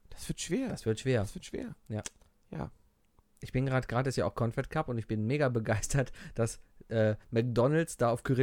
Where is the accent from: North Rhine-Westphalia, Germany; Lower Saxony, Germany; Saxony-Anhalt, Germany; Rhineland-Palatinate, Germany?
North Rhine-Westphalia, Germany; Cologne; Sobald Karneval ist, hast du als Kölner einfach Lust, feiern zu gehen.